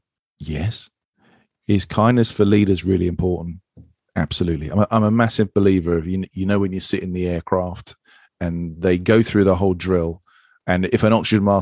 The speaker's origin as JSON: {"language": "English", "country": "United Kingdom", "said": "I'm British."}